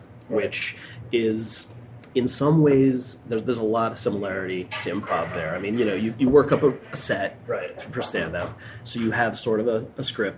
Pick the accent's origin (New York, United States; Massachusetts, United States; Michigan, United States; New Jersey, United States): New York, United States; Long Island; now in New Hampshire, United States; I grew up on Long Island